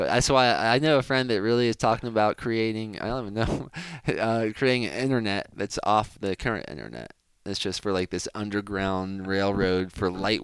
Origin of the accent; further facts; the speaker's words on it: United States; as an American